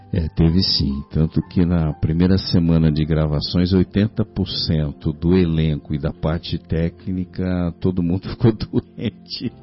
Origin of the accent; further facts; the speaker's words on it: São Paulo, Brazil; Eu sou de São Paulo, né? Sou de São Paulo